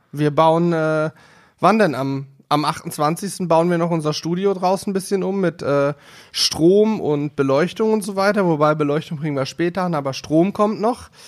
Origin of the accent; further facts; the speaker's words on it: Northern Hesse, Germany; now in Hanover, Germany; ich komme ja ursprünglich aus Nordhessen.